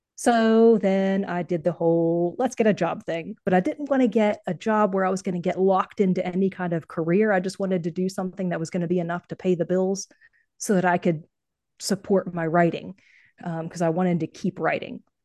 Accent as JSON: {"language": "English", "region": "North Carolina", "country": "United States", "also_born_or_lived": "Ohio", "said": "I'm from North Carolina"}